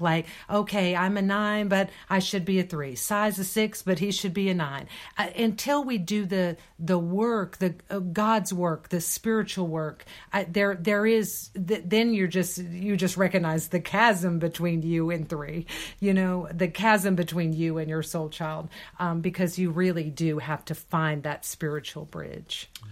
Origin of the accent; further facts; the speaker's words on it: Deep South, United States; I, uh, was born and raised in India. Uh, uh, me here in the Deep South